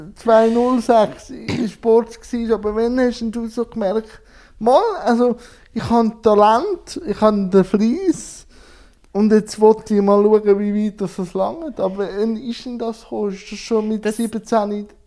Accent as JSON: {"language": "German", "country": "Switzerland", "said": "bei uns in der Schweiz"}